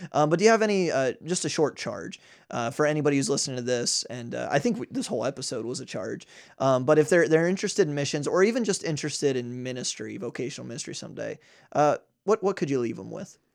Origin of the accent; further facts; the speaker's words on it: United States; as an American